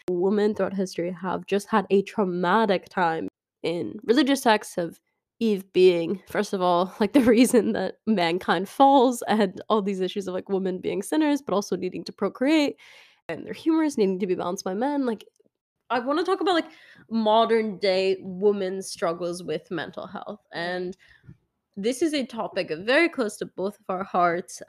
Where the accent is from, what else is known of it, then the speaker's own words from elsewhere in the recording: Duxbury, Massachusetts, United States; my hometown in Duxbury, Massachusetts